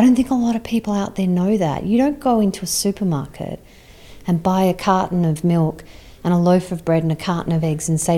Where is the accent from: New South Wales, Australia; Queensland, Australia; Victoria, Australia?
New South Wales, Australia; Sydney; I'm from Sydney